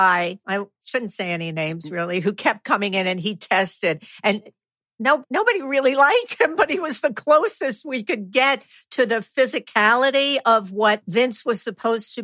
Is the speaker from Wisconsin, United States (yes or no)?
no; New York City, New York, United States; I'm from the Bronx